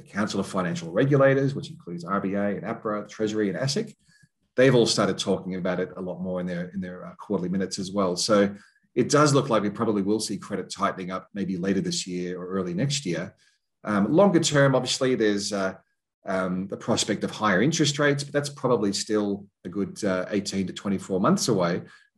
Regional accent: Queensland, Australia; Even though as a Queenslander, I can go out and do some shopping.

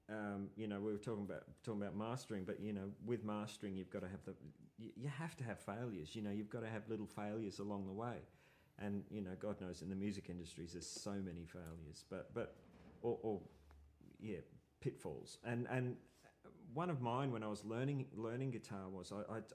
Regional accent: Brisbane, Queensland, Australia; moved away as an adult; now in Melbourne, Australia; Brisbane. {S0} Okay. {S2} And I I moved down here because you know I just thought I just saw I was in bands in, a uh, band in Brisbane and you know it was it was kind of hard to leave

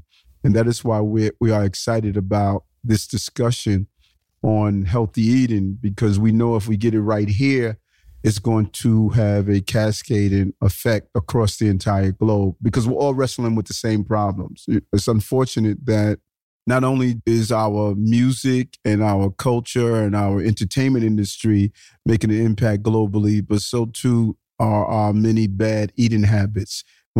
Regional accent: New York City, New York, United States; also born or lived in Brownsville, Brooklyn; I was born in Brownsville, Brooklyn. Brownsville is one of the low economic and high crime areas of the city. And I moved to Queens in sort of a middle income community.

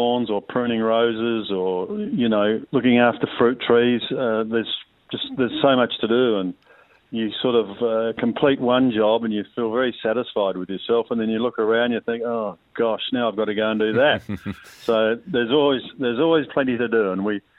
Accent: southeast of South Australia, Australia; also born or lived in Lismore, Victoria / Victoria; now in east of Melbourne, Australia; someone who was brought up as a youngster on the land in the southeast of South Australia

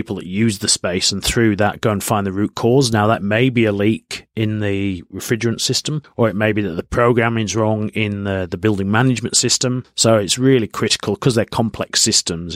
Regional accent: Yorkshire and the Humber, United Kingdom; now in Australia; I'm from Yorkshire in the north of England

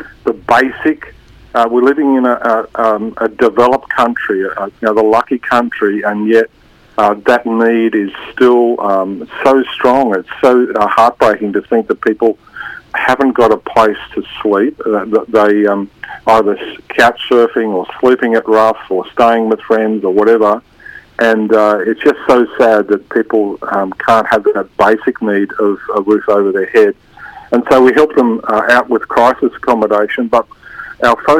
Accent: Queensland, Australia; I'm a Queenslander

